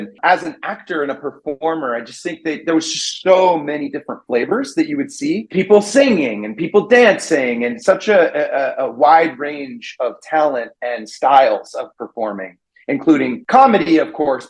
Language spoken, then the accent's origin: English; Redding, California, United States; moved away as an adult; I grew up in a really small town in Northern California. It's about 3 hours north of San Francisco. It's called Redding